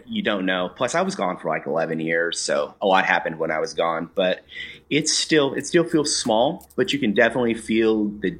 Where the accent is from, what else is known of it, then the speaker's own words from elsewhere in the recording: Ventura, California, United States; also born or lived in Reno, Nevada / San Francisco / Seattle / Los Angeles; I'm from Ventura. I was born in Reno when my dad was out working, where my parents were up in Nevada for a job. But I grew up in Ventura. If people don't know, that's just about 60 miles north of L.A. Lived there all growing up.